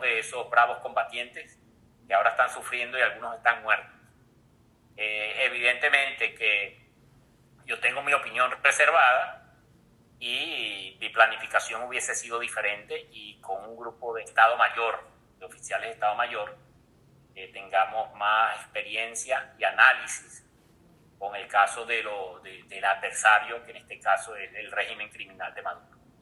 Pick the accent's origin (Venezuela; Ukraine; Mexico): Venezuela; en el caso de Venezuela, que, somos un país de, una nación de, un país de inmigrantes